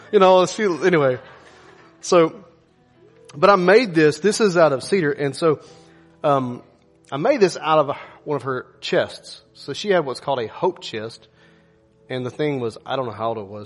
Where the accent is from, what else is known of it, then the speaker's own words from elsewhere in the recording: United States; I'm an American